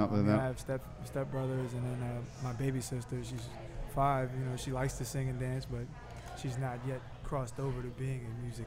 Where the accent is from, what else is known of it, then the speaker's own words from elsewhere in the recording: New Orleans, Louisiana, United States; I'm from New Orleans, mid-city.